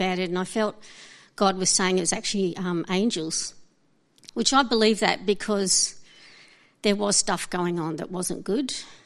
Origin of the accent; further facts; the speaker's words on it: Brisbane, Queensland, Australia; also born or lived in Alice Springs / Darwin; In 1974, the year was almost over by the time my family moved to Brisbane, and we moved from Darwin